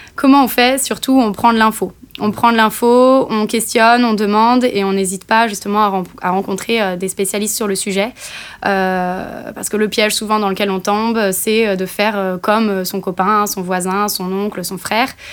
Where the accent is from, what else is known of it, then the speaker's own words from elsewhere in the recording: Nantes, Pays de la Loire, France; moved away as an adult; also born or lived in Bordeaux; now in Toulouse, France; je suis nantaise